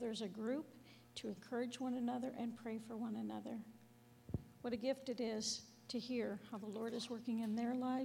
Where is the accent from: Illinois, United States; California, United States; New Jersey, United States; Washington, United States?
California, United States; San Diego; I grew up in San Diego with an alcoholic mother, never met my father